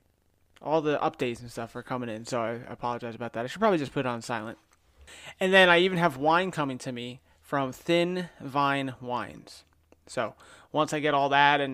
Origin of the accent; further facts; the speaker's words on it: New Jersey, United States; moved away as an adult; also born or lived in Connecticut; now in Florida, United States; I'm a city cop in Florida, born and raised in New Jersey, went to school in Connecticut, came down here